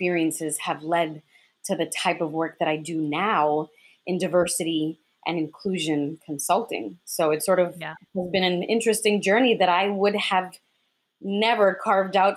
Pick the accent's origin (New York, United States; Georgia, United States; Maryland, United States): New York, United States; New York City; first language Spanish; English is a second language; also born or lived in Dominican Republic / the Bronx; I came here to the United States when I was just 3 years old by way of Washington Heights, New York City, where the majority of Dominicans go through when coming to this country. We spend a lot of our time in Washington Heights and in the Bronx. I spent the majority of my childhood there